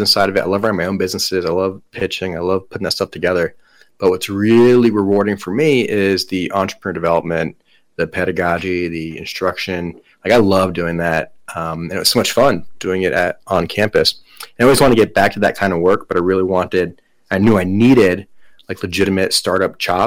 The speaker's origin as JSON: {"language": "English", "town": "Miami", "region": "Florida", "country": "United States", "moved": "yes", "lives_now": "Asheville, United States", "said": "I'm originally from Miami, Florida."}